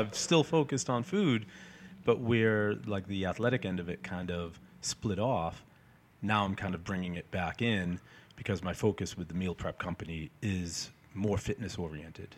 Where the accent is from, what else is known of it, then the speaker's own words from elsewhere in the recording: Peabody, Massachusetts, United States; also born or lived in Salem, Massachusetts; lived in Peabody my whole life